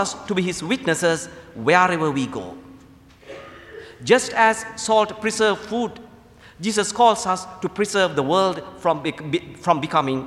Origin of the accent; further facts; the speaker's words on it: Sri Lanka; moved away as an adult; also born or lived in Indiana, United States / Lexington, Kentucky, United States; now in United States; I'm originally from Sri Lanka. I came to the United States to attend St. Mildred Seminary in Indiana